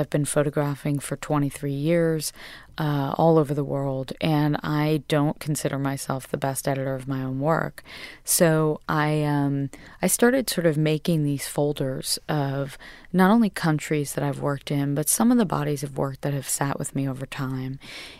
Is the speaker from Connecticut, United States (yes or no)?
yes; Westport, Connecticut, United States; I was raised in Westport, Connecticut, and I was raised in a family of hairdressers, essentially.